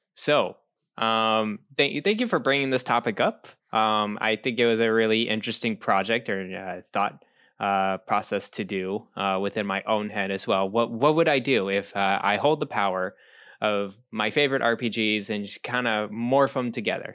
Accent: Texas, United States; moved away; when I grew up in Texas

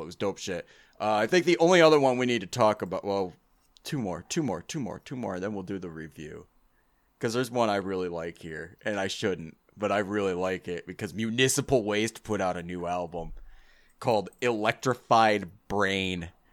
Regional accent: United States; I'm American.

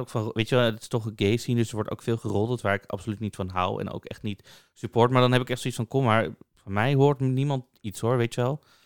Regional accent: Amsterdam, North Holland, Netherlands; ik ben dan ook opgegroeid in Amsterdam, in Amsterdam-Noord

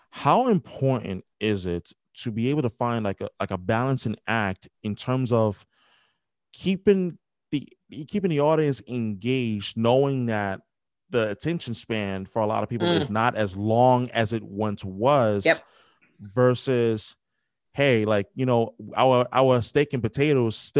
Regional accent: New York, United States; I grew up in New York, like born and raised

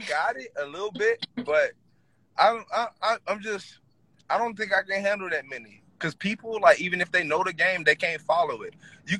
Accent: North Carolina, United States; moved away as an adult; also born or lived in Greenville; now in Georgia, United States; I'm from North Carolina.

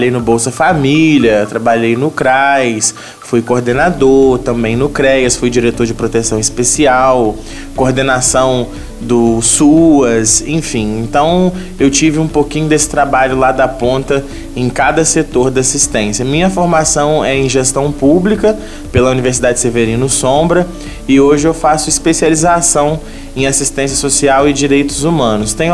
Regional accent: Comendador Levy Gasparian, Rio de Janeiro, Brazil; now in Três Rios, Brazil; eu como todos sabem, venho de Levi Gasparian, né? Eu trabalho lá, mas para surpresa de muitos, eu moro em Três Rios há, há muito tempo também.

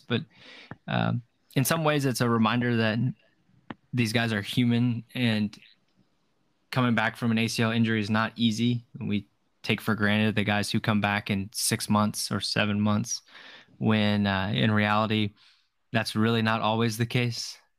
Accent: Texas, United States; I'm from Texas

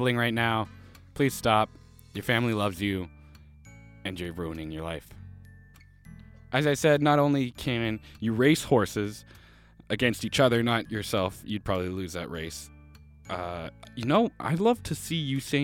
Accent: Canada; I'm from Canada

